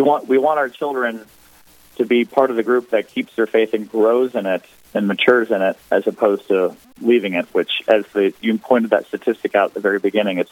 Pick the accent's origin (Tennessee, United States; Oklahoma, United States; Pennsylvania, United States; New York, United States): Pennsylvania, United States; moved away as an adult; now in Virginia, United States; I live in Virginia. I'm originally from Pennsylvania